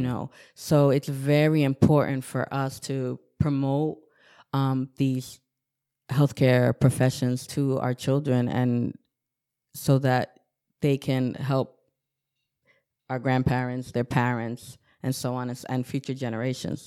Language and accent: English; Newburgh, New York, United States; also born or lived in Bronx, New York; I grew up in the city of Newburgh on Bayview Terrace with the view of the Hudson River